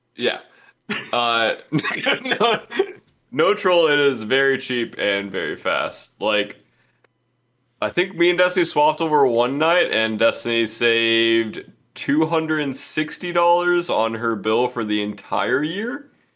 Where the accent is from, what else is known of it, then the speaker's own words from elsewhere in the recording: Georgia, United States; I'm from Georgia, so they didn't teach us anything.